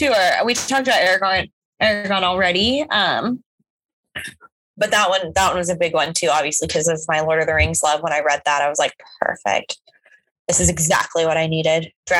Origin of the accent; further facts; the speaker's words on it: Oklahoma, United States; I grew up in Oklahoma.